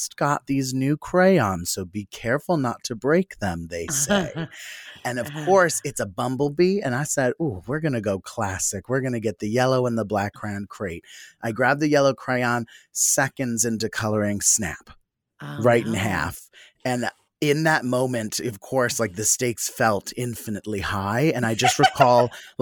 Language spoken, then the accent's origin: English; Philadelphia, Pennsylvania, United States; born or raised there